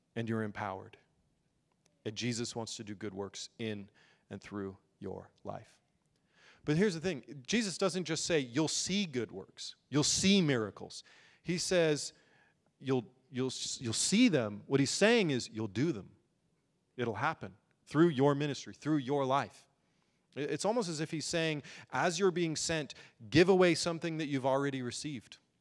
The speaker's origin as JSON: {"language": "English", "country": "United States", "said": "we as American Christians"}